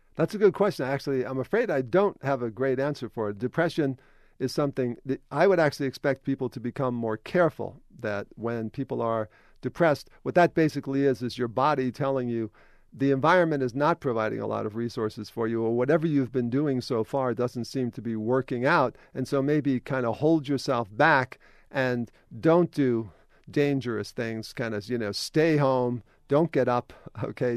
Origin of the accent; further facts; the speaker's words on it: New York, United States; when you grow up in New York, that matters